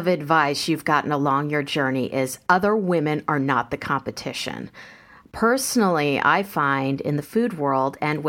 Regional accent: Kansas City, United States; I grew up in Kansas City where it's just like Nebraska. It's everything conservative, everything quote unquote traditional.

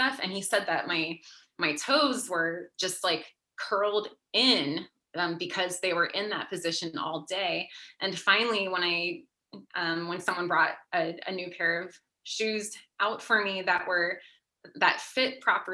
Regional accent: Pennsylvania, United States; I grew up on the East Coast, I grew up in Pennsylvania

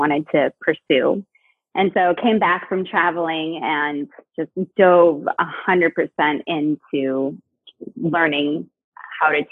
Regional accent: Cupertino, California, United States; moved away as an adult; also born or lived in San Francisco, United States; now in Portland, United States; I was born in the Bay Area, grew up in like Cupertino, Santa Clara area

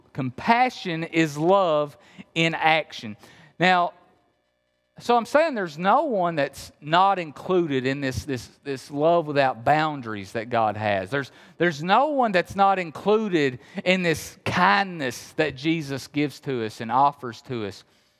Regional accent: Appalachia, United States; remember, I'm from Appalachia.

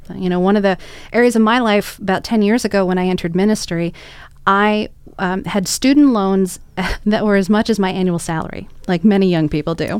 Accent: Arlington, Virginia, United States; I was raised in Arlington

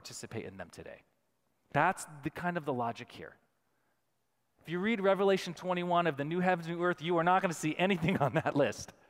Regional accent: United States; us as American Christians

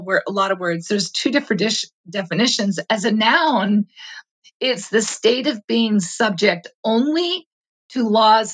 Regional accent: United States; As an American, you know, I grew up really understanding that civil liberties were part of what set us apart

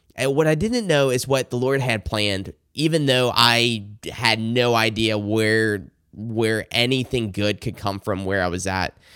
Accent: South Carolina, United States; I grew up in the Bible Belt in South Carolina.

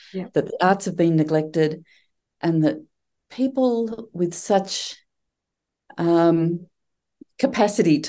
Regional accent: Coburg, Victoria, Australia; moved away as an adult; now in East Gippsland, Australia; I grew up in Coburg, born and raised in Coburg

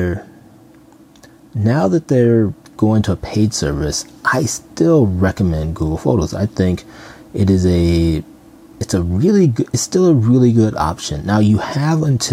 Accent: Minnesota, United States; I'm from Minnesota

